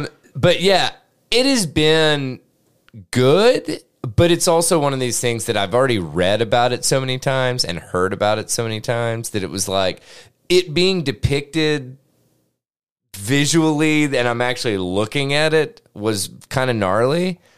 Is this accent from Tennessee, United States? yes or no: yes; Grainger County, Tennessee, United States; moved away; also born or lived in West Knoxville, Tennessee; I'm from Granger County.